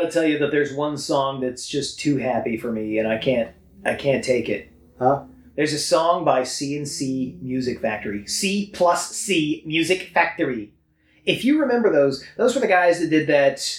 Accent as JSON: {"language": "English", "country": "United States", "said": "I know, but I'm American. I'm supposed to say that."}